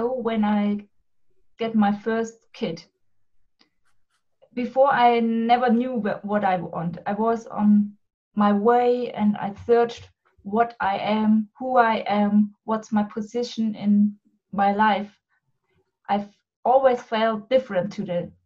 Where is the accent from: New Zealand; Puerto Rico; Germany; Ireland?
Germany; I'm from Germany